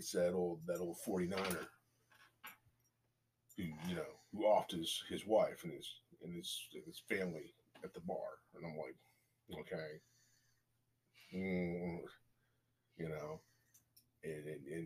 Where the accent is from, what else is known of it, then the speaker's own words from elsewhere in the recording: Philippines; moved away; I was born in the Philippines